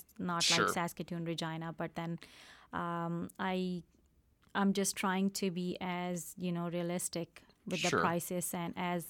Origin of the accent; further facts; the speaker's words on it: Pakistan; English is a second language; moved away as an adult; Yeah, the story, we came from Pakistan, me and my husband. He's been here for a long time. I came 10 years ago, and I always wanted to do something back home, to have my own business.